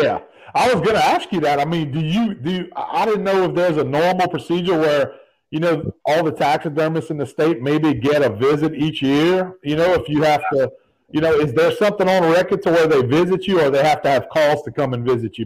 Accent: Evangeline Parish, Louisiana, United States; I grew up in Evangeline parish.

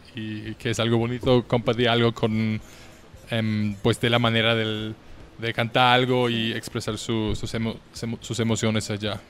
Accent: Vienna, Austria; moved away as an adult; now in Mexico; Yo soy de Austria, de Viena, es la capital de mi país

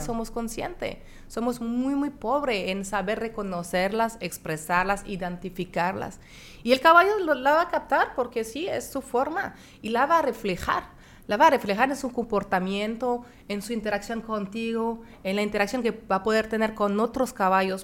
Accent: France; moved away; also born or lived in Monterrey, Mexico; soy de Francia

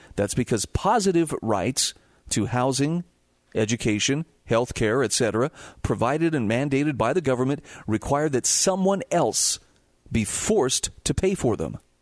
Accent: Utah, United States; my home state of Utah

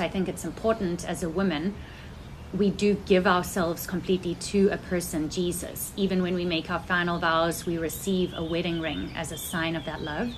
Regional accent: South Africa; moved away as an adult; now in United States; I was born in South Africa and I lived there till I was 19 years old. And then I came to the United States

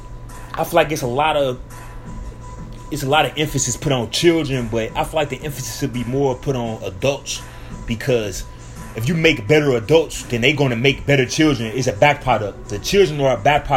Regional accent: St. Louis, Missouri, United States; moved away; my hometown in St. Louis

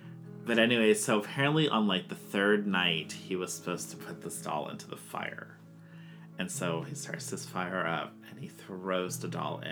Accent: Hawaii, United States; moved away; So, my family is Hawaiian, so I'm from Hawaii, originally.

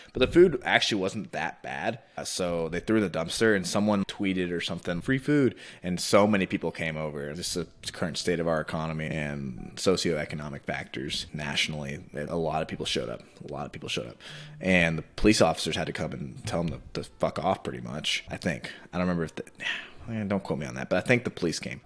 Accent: Texas, United States; also born or lived in New Jersey; I born and raised in Texas. Lived in New Jersey last year. Now I'm back here.

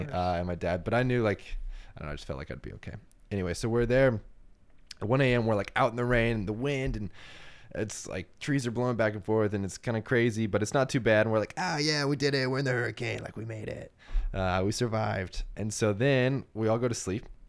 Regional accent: New Braunfels, Texas, United States; moved away; also born or lived in Savannah / Miami / Detroit; I grew up in Texas, so we don't have a lot of hurricanes that come through. I'm in Central Texas

